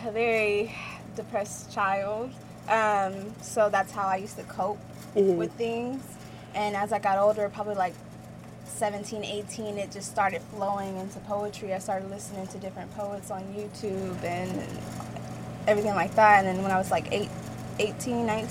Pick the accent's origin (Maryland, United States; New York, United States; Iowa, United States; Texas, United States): Texas, United States; Dallas; moved away as an adult; also born or lived in Muskogee, Oklahoma; now in Tulsa, United States; I was born in Muskogee, Oklahoma, raised in Dallas for like all my life, and then I moved to Tulsa back in 2015